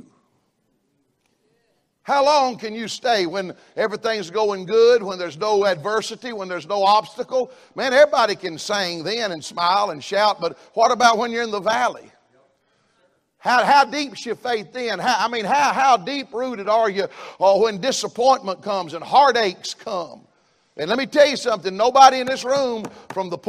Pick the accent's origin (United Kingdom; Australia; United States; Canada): United States; the South; I'm a Southerner